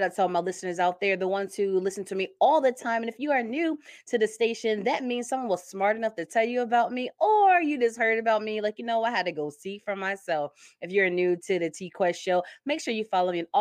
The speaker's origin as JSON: {"language": "English", "region": "Connecticut", "country": "United States", "tie": "born or raised there", "also_born_or_lived": "Stamford, Connecticut / Bridgeport, Connecticut / Trumbull, Connecticut / Ansonia, Connecticut", "moved": "as an adult", "lives_now": "Indiana, United States", "said": "I was born in Stamford, Connecticut. And I grew up pretty much different cities, Stamford, Bridgeport, Trumbull. And then from high school up into my late 20s, I was in Ansonia."}